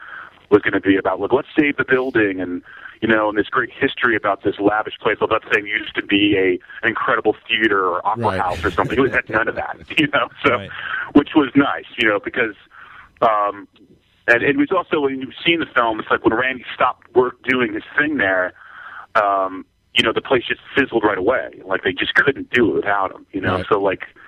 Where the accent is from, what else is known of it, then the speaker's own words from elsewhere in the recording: Old Bridge, New Jersey, United States; I grew up in Old Bridge, Jersey.